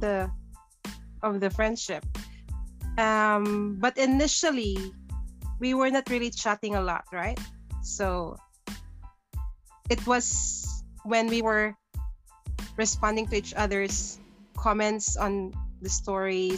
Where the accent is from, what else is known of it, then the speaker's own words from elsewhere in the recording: Bukidnon, Northern Mindanao, Philippines; moved away as an adult; now in Wellington, New Zealand; even if I was born in the Philippines, I grew up in the Philippines, just living abroad